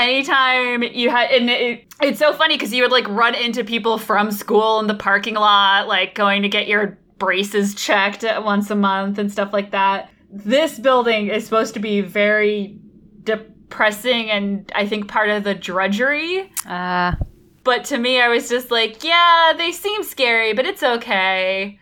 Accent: Norwalk, United States; in my hometown, there's the Norwalk Medical Center, which is this huge building on one of the main streets.

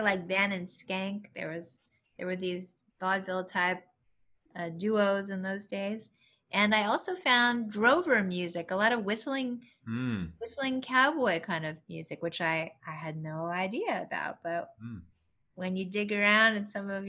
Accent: San Bernardino, California, United States; growing up in San Bernardino, California

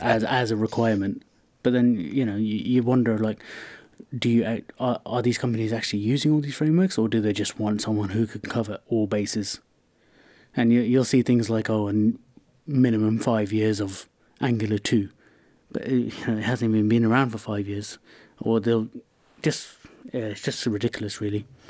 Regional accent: London, United Kingdom; I grew up around West London in, uh, Hounslow

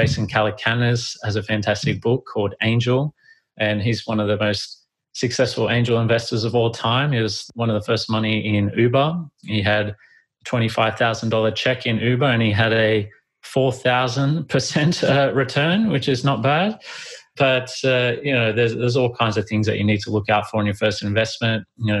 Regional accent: Australia; the legal setup and structure would be very costly for me being an Australian citizen as well.

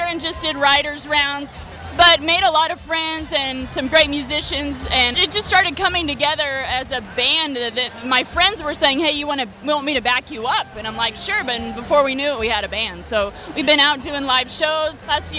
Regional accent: Oklahoma, United States; moved away as an adult; now in Nashville, United States; I am from Oklahoma, yeah. Been in Nashville about 5 years.

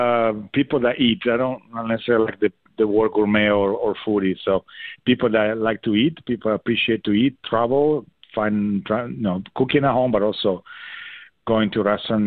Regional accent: Italy; now in Madison, United States; in Italy. So I was born and raised there.

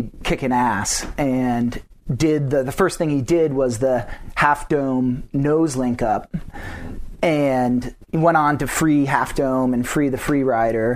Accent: Durham, Connecticut, United States; also born or lived in Hanover, New Hampshire; now in North Conway, United States; I grew up in Connecticut.

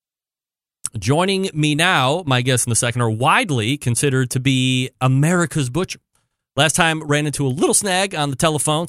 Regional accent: Saratoga Springs, New York, United States; now in Cleveland, United States; I was born and raised upstate New York, Saratoga Springs to be exact

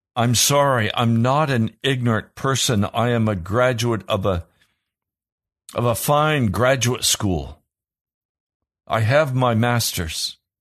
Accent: United States; I shudder as an American

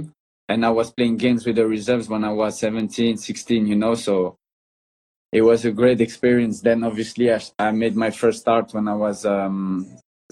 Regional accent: Brussels, Brussels-Capital Region, Belgium; now in Spain; I grew up in Belgium. That's where I'm born, in Brussels. And obviously, that's where I grew up as a little boy

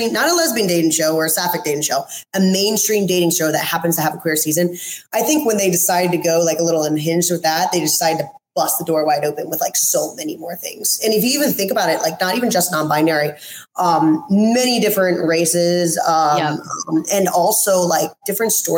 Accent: East Coast, United States; moved away as an adult; now in West Coast, United States; I'm originally from the East Coast, and about four years ago, I moved over to the West Coast.

